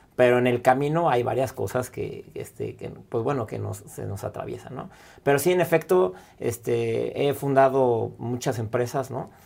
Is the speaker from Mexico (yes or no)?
yes; Mexico; como mexicanos